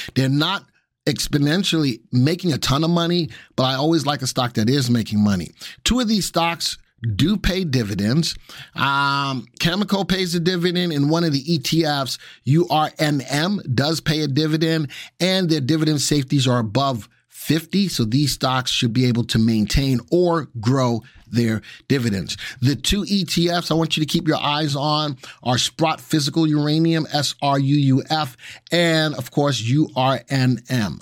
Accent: New York, United States; now in North Carolina, United States; I'm from New York

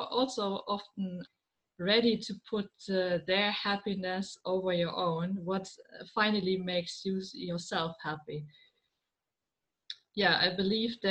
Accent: Germany; I'm from Germany. I live in the middle of Germany

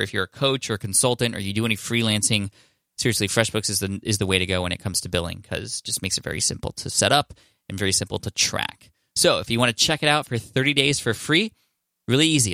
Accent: San Diego, California, United States; I'm from San Diego

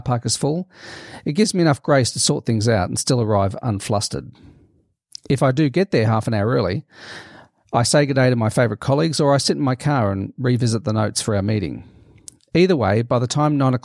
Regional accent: Melbourne, Victoria, Australia; my hometown of Melbourne, in Australia

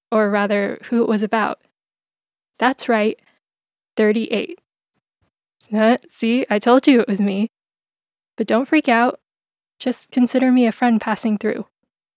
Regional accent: San Diego, California, United States; I'm a Phil-Am filmmaker from San Diego, California

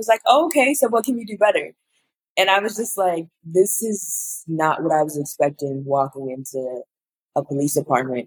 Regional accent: Chicago, Illinois, United States; growing up in Chicago

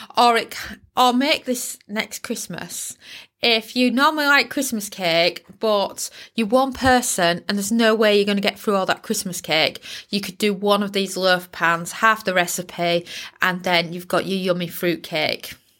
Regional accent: Yorkshire and the Humber, United Kingdom; I'm from Yorkshire, can you tell? Yorkshire girl coming at you

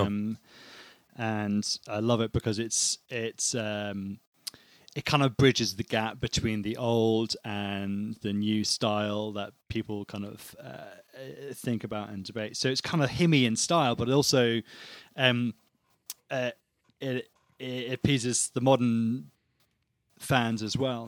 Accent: United Kingdom

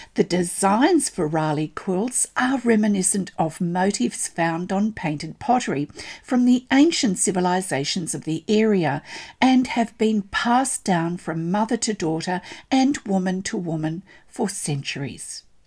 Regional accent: Australia; I'm an Australian textile artist

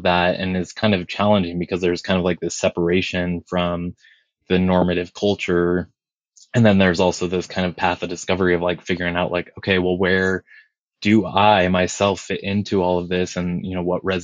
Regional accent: Estacada, Oregon, United States; also born or lived in Big Island, Hawaii; I grew up in the Pacific Northwest, and I spent a lot of time out kind of at the foothills of Mount Hood, out in like the Eagle Creek, Estacada area

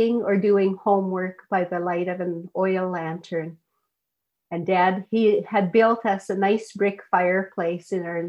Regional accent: Teslin, Yukon, Canada; I'm from Teslin, and the Teslin Tlingit Council is the First Nation that I'm associated

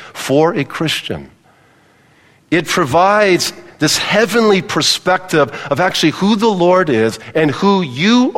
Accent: Palos Verdes, California, United States; moved away; I grew up in Palos Verdes in Southern California

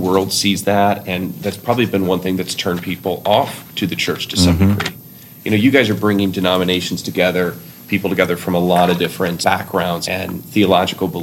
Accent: South Bend, Indiana, United States; I grew up in South Bend, about 2 hours from here, so kind of close to home for me

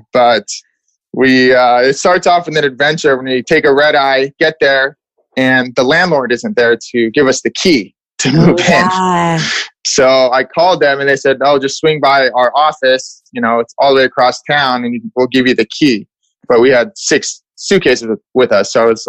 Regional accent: Seattle, Washington, United States; I grew up in Seattle, just like you did

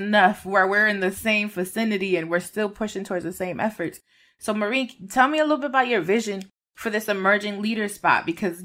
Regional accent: Puerto Rico; we're not immigrants, but in the true sense, I guess you could say, because we're Puerto Rican and we're still American citizens

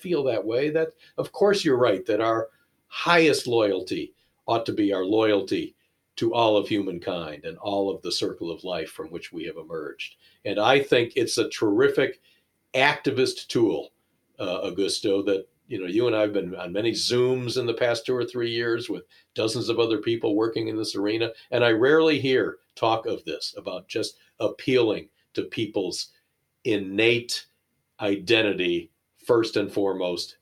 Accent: United States; I'm an American

